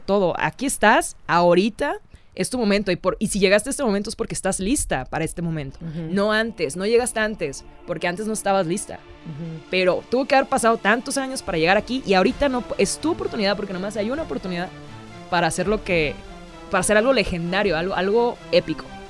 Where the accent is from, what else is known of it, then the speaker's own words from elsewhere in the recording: Mexico; mi país, a México